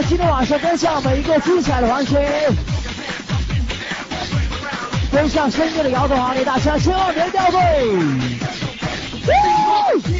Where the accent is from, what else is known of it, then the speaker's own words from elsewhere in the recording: China; 完全属于我们中国人自己的音乐。